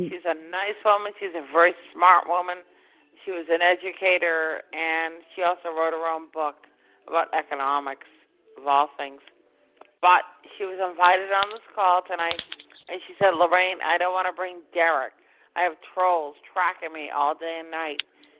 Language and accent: English; Massachusetts, United States; you know, we're all from Massachusetts, all right?